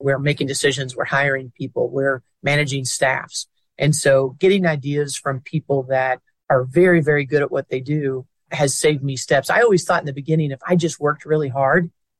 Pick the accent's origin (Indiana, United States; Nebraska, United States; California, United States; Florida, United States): Indiana, United States; near Indiana University, United States; moved away; My hometown is near Indiana University